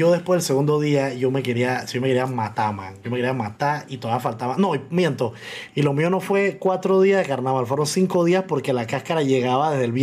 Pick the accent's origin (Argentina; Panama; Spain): Panama; panameño en muchas vainas, pero en las vainas, entre comillas, populares del panameño soy muy mal panameño